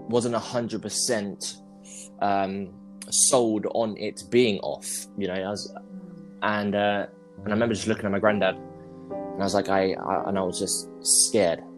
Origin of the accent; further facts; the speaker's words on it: London, United Kingdom; I'm from London, if you can't tell by the accent.